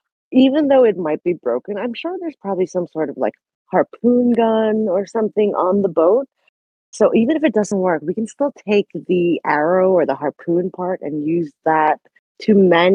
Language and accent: English; New Zealand; moved away; also born or lived in Philippines; I may have been born in the Philippines, but I grew up in New Zealand where the weather was like 70 degrees was considered hot.